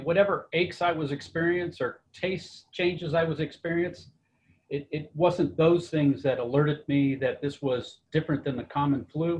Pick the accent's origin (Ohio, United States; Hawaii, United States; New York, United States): Hawaii, United States; I'm from Hawaii.